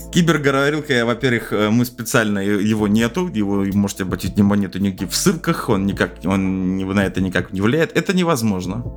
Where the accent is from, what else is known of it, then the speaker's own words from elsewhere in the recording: Moscow, Russia; я в москвич